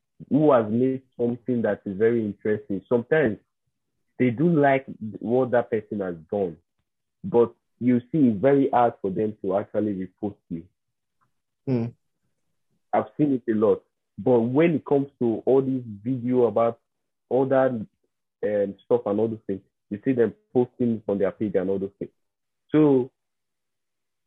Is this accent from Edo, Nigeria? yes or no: yes; South Edo State, Nigeria; I'm from South Edo State